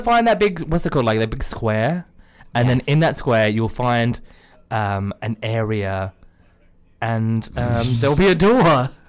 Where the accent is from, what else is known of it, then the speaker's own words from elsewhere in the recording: Australia; Well, because I'm Australian and Brexit.